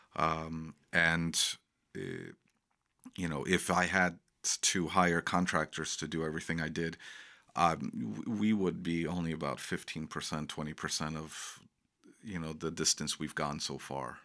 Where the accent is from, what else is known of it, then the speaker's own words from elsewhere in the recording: Long Island, New York, United States; moved away as an adult; now in Rock Island, United States; growing up on Long Island